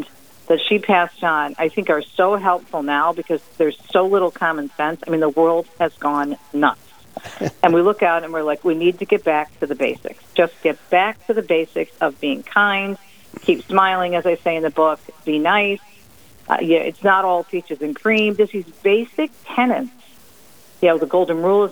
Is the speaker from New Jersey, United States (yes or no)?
yes; Jersey City, New Jersey, United States; moved away; I was born on the East Coast in Jersey City